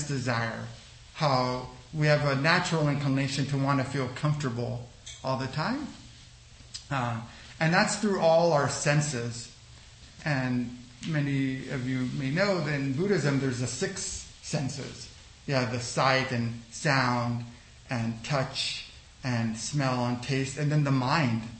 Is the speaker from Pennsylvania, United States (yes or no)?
no; Los Angeles, California, United States; also born or lived in El Salvador; I'm from El Salvador, but I grew up in Los Angeles